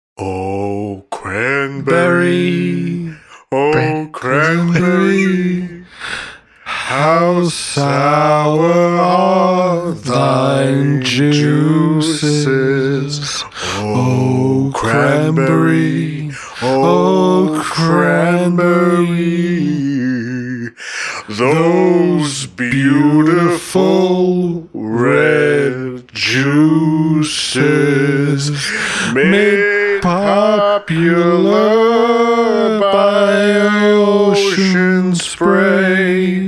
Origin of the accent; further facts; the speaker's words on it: Canada; I'm Canadian.